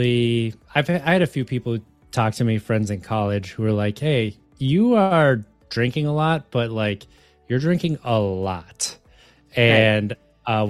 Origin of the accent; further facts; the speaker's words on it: Wisconsin, United States; moved away; I grew up in Wisconsin.